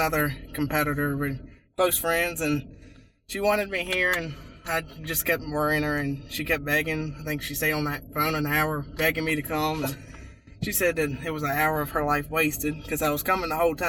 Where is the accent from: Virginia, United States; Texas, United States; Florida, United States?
Virginia, United States; Rutgersville; Rutgersville, Virginia.